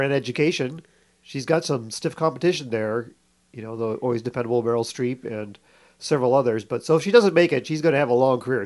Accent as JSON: {"language": "English", "country": "Canada", "tie": "born or raised there", "moved": "yes", "said": "I grew up in Canada"}